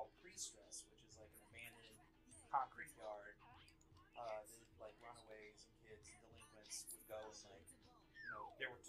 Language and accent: English; Mandeville, Louisiana, United States; moved away; I grew up in Mandeville, Louisiana, on the North Shore Lake Pontchartrain